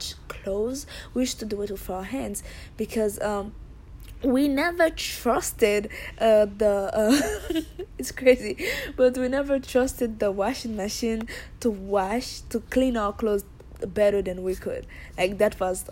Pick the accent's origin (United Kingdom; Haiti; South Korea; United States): Haiti; moved away; I'm from Haiti